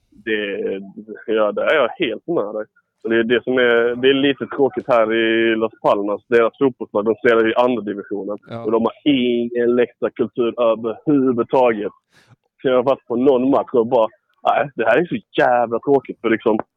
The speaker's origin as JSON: {"language": "Swedish", "town": "Ängelholm", "region": "Skåne", "country": "Sweden", "said": "jag är från Ängelholm"}